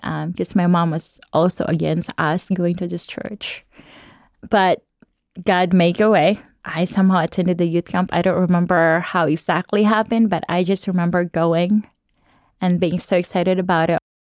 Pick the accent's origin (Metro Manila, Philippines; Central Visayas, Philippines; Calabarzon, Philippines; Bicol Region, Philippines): Central Visayas, Philippines; Cebu City; I grew up in Cebu, Philippines